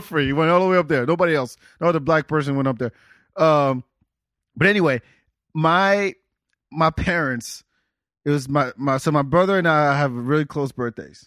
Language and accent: English; Senegal; moved away; also born or lived in North of France; I'm from Senegal